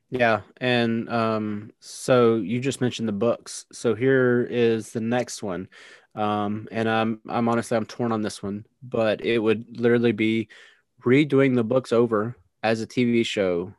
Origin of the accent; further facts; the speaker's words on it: United States; I'm American